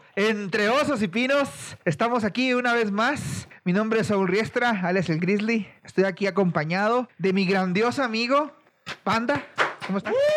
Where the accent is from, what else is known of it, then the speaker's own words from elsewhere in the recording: Mexico; cómo somos los mexicanos